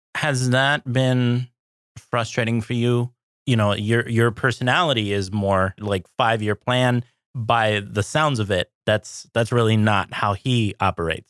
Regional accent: California, United States; moved away as an adult; now in Minnesota, United States; I grew up in California

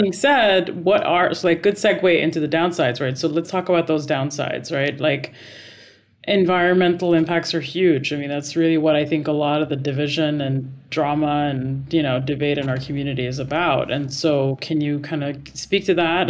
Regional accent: Dubai, United Arab Emirates; moved away; I grew up in Dubai

